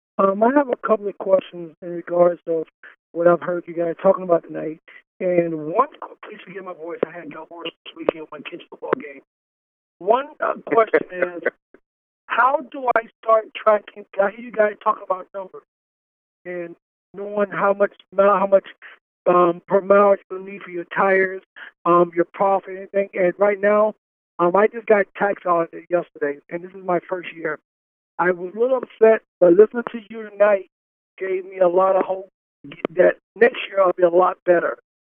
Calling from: Miami Gardens, Florida, United States; I'm calling from Miami Gardens, Florida.

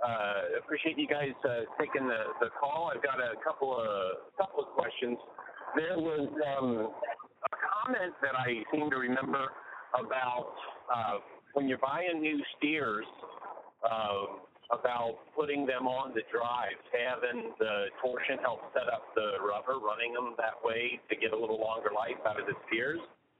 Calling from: Idaho, United States; I'm actually calling from home. I'm calling from Idaho.

